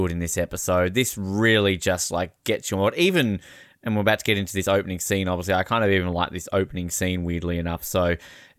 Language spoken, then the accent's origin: English; Australia; I'm an Australian.